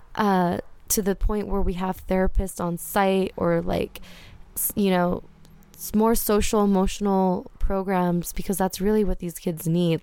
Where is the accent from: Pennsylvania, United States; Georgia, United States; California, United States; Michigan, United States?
California, United States; Whittier; as a brown girl, you know, growing up in Whittier